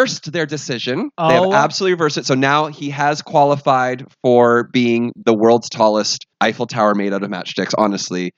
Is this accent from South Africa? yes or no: no; West Coast, Canada; I grew up on West Coast.